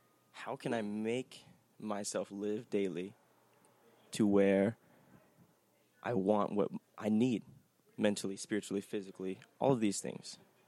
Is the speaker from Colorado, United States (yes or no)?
no; Palmdale, California, United States